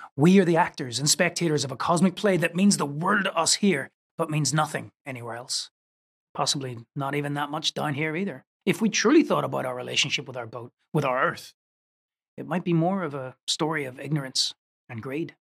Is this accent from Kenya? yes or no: no; Northern Ireland, United Kingdom; I was growing up in Northern Ireland